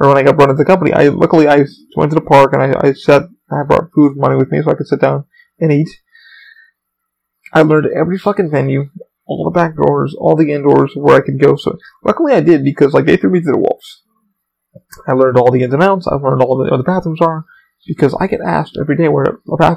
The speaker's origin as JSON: {"language": "English", "country": "United States", "said": "I am an American"}